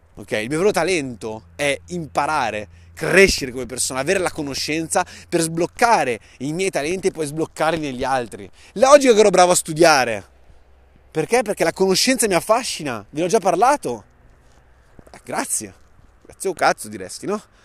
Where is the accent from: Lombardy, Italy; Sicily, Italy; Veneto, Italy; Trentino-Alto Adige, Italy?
Lombardy, Italy; Saronno; Sono nato a Saronno nel 91